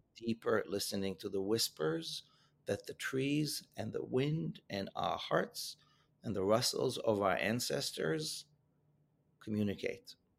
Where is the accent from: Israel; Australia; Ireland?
Israel; moved away; my home country of Israel